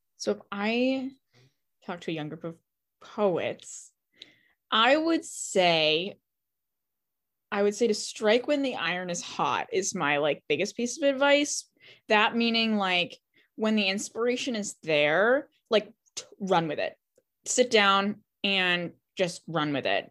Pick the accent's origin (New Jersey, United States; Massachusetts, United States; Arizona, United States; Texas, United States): Massachusetts, United States; Boston; I'm from Boston